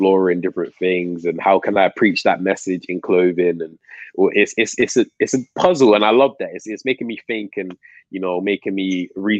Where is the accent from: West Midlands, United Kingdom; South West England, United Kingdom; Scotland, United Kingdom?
West Midlands, United Kingdom; Coventry; moved away as an adult; also born or lived in London; now in Manchester, United Kingdom; I was born in London, but my family moved to Coventry